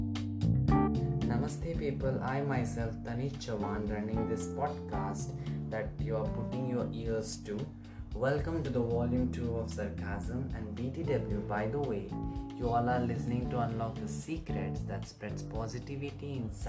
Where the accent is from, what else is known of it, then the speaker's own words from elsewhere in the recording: India; I'm from India